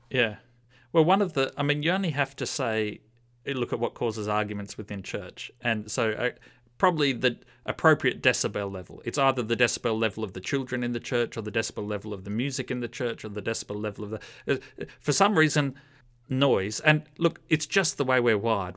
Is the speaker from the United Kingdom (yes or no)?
no; Australia